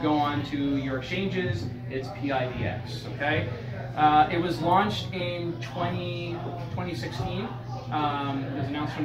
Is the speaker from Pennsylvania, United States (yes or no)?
yes; King of Prussia, Pennsylvania, United States; I grew up in King of Prussia.